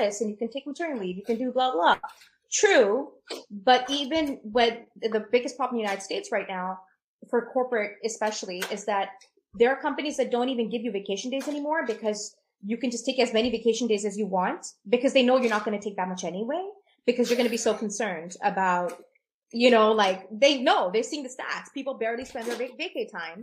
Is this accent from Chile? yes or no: no; Pakistan; as a Pakistani, there's a Muslim culture that I map